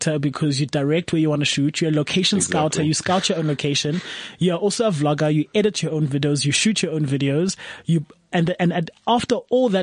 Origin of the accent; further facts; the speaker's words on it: South Africa; as a South African